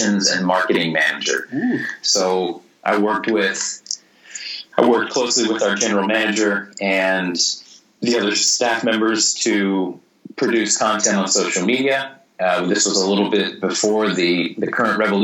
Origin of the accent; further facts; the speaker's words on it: Missouri, United States; moved away as an adult; also born or lived in Vienna, Austria / Australia / Singapore; I wrote for the hometown newspaper in Missouri, in my hometown, when I was 16.